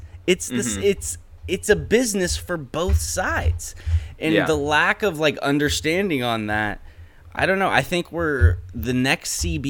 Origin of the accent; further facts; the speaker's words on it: Sacramento, California, United States; I was born in Sacramento